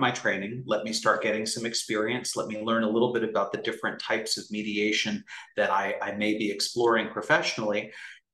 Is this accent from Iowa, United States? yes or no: no; Bay Area, California, United States; moved away as an adult; also born or lived in Los Angeles; I grew up in the Bay Area. Prior to law school, that's where I had lived